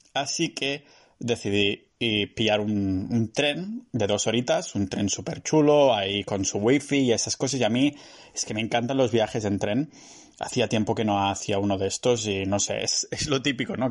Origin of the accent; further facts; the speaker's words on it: Catalonia, Spain; soy catalán